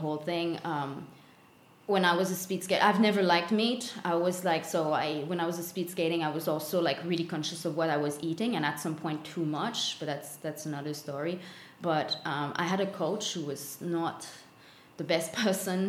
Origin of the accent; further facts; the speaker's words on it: Longueuil, Quebec, Canada; first language French; English is a second language; moved away as an adult; also born or lived in Australia; I'm born and raised in Longueuil, which is south shore of Montreal, Canada.